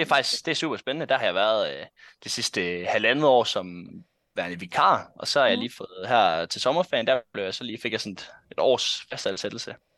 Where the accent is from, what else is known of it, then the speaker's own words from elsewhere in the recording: North Jutland, North Denmark Region, Denmark; jeg kommer fra Nordjylland. Hasund hedder den by faktisk, jeg bor i. Den ligger øh, en halv time fra Aalborg cirka